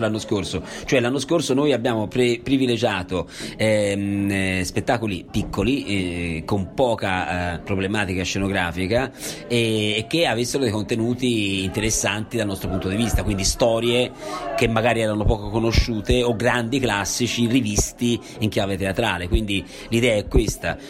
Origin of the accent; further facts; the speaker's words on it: Italy; moved away as an adult; ho scelto di tornare a Borgo, da dove sono partito, quindi questo è il mio paese, sono nato, ci ho vissuto, adesso ci sono tornato